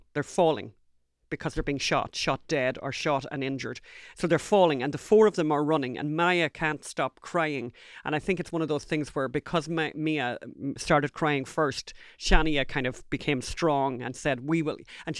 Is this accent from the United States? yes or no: no; Ireland; First time in my life that I've ever apologised for being Irish.